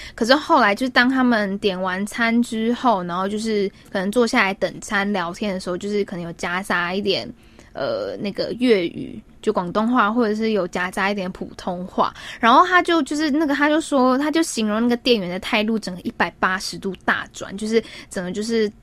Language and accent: Chinese; Taiwan; moved away; 其实我是从台湾来的，并不是从 China来的